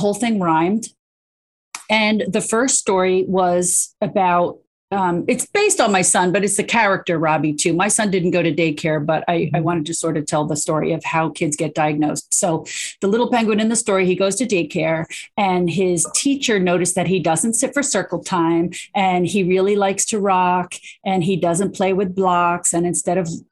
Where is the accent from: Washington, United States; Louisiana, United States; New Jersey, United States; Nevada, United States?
New Jersey, United States; I'm from New Jersey.